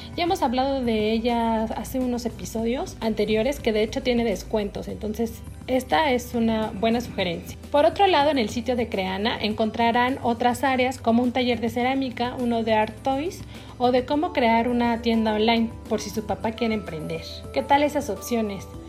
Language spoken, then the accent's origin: Spanish; Mexico; nos identifican como mexicanos